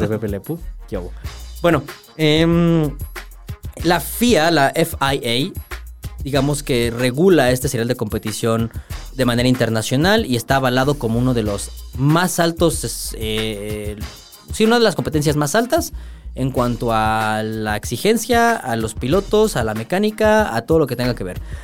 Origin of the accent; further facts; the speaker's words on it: Mexico; como mexicano